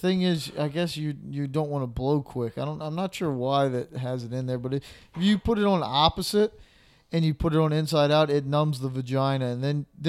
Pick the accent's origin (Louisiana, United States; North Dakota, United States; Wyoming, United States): Louisiana, United States; Slidell; we're from Slidell. It's, you know, kind of a, I don't want to say smaller town